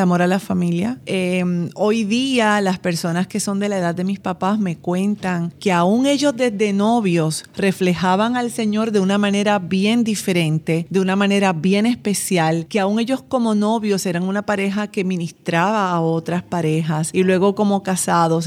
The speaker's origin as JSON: {"language": "Spanish", "town": "Bayamón", "country": "Puerto Rico", "tie": "born or raised there", "said": "yo soy de Puerto Rico y nací en un pueblo que se llama Bayamón y allí prácticamente nací en la iglesia"}